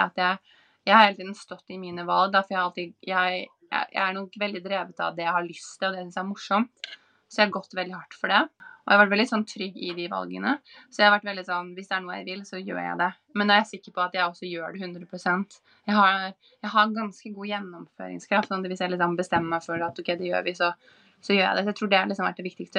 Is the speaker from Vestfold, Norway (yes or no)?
yes; Larvik, Vestfold, Norway; moved away as an adult; also born or lived in New York / Los Angeles / Sydney; now in Oslo, Norway; er jeg jo fra Larvik, sånn som deg